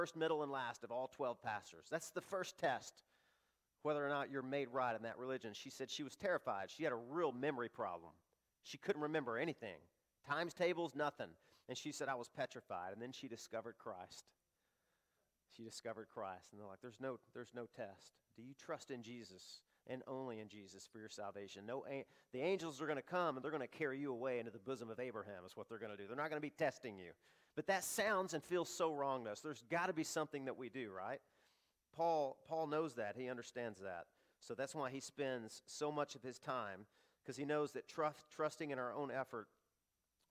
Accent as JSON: {"language": "English", "region": "the South", "country": "United States", "tie": "born or raised there", "said": "I grew up in the South, and there were little mom and pop shops everywhere"}